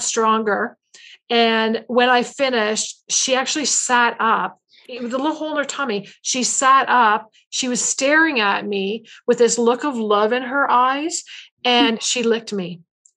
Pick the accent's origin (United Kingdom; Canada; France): Canada; I'm Canadian.